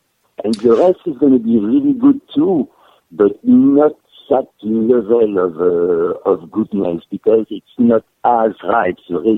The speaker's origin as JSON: {"language": "English", "country": "France", "also_born_or_lived": "Africa / Brittany", "said": "I was born in south of France, raised in Africa, moved to Brittany, and went back to south of France. I'm Mediterranean to the bone."}